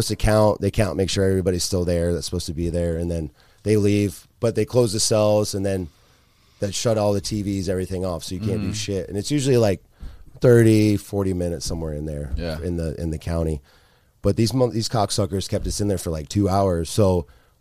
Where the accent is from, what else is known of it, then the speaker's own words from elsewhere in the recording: Largo, Florida, United States; one of my buddies I grew up with over in Largo